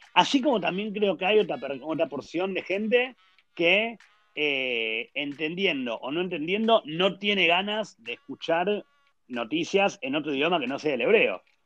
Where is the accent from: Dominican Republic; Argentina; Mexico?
Argentina; moved away as an adult; now in Israel; yo vengo de Argentina